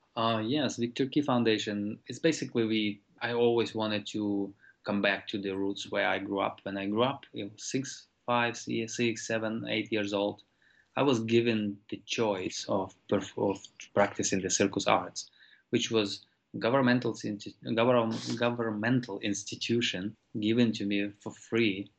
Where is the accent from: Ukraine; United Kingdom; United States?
Ukraine; moved away; these organizations that I grew up with in Ukraine